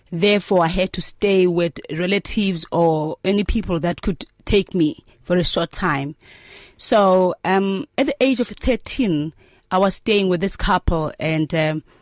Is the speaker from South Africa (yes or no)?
yes; Mthatha, Eastern Cape, South Africa; but I grew up in Amtata and I schooled in Amtata because that's where my mother was as a domestic worker